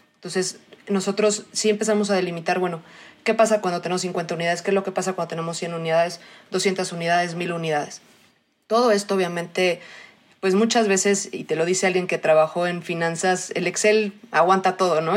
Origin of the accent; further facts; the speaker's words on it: Mexico City, Mexico; also born or lived in Australia; soy mexicana, nací en la Ciudad de México, quitando ese rato que estuve en Australia, toda la vida he estado acá.